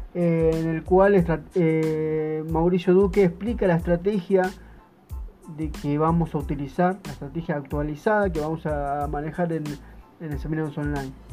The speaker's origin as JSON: {"language": "Spanish", "town": "Buenos Aires", "country": "Argentina", "said": "soy de Buenos Aires, Argentina"}